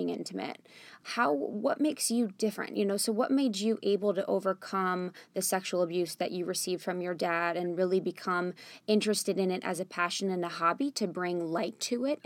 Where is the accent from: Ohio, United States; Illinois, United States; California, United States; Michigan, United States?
Ohio, United States; growing up in the Midwest in Ohio